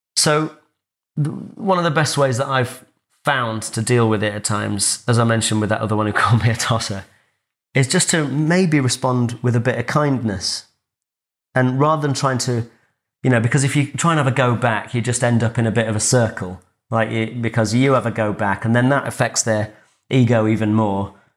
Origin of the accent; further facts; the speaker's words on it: Grimsby, Yorkshire and the Humber, United Kingdom; moved away; I grew up in Grimsby